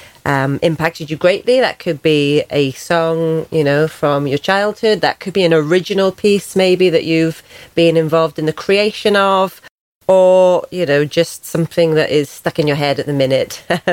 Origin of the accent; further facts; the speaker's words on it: Welsh, Wales, United Kingdom; I am Welsh and I love music.